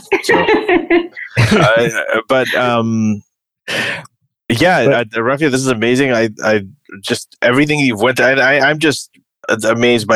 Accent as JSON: {"language": "English", "country": "Saudi Arabia", "tie": "born or raised there", "moved": "yes", "said": "growing up in Saudi Arabia"}